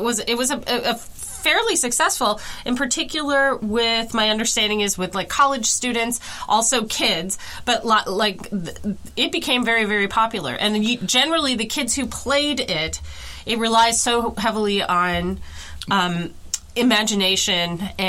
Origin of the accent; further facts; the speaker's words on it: Wisconsin, United States; moved away; And I am originally from Wisconsin.